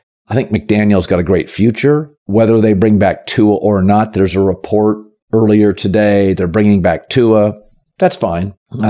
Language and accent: English; Pacific Northwest, United States; I grew up in the Pacific Northwest, and there was always sort of a running joke with the Washington State Cougars